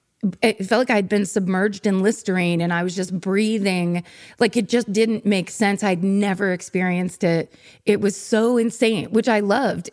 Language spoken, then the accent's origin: English; California, United States; also born or lived in New York; I'm from California lifelong.